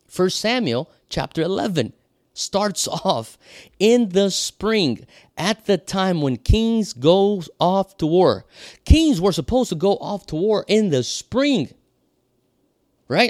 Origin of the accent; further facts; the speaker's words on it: Brazil; moved away as an adult; also born or lived in Europe / United States; now in Hawaii, United States; I was born and raised in Brazil, so I speak Portuguese